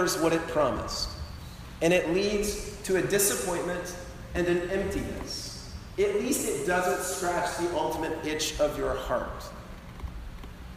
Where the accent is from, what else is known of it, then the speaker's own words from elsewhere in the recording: Colorado, United States; moved away; I grew up in Colorado, that's my home state